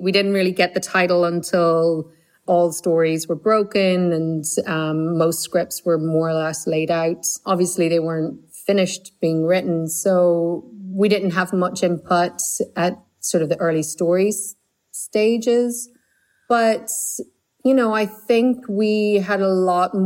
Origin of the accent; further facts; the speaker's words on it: Ireland; growing up in Ireland